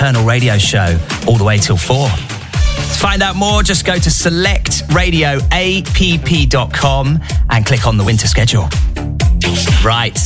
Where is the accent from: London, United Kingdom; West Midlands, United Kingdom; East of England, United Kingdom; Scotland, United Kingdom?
East of England, United Kingdom; Norwich; my hometown of Norwich